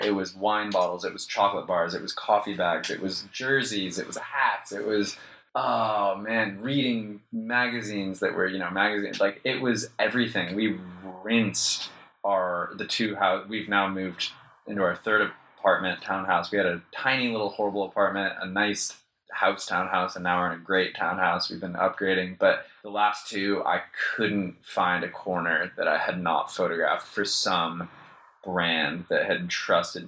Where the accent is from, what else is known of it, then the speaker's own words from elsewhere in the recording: Jackson, Wyoming, United States; accent: American; moved away as an adult; also born or lived in New York; now in Melbourne, Australia; growing up in Jackson Hole was insane. It's the prettiest place on earth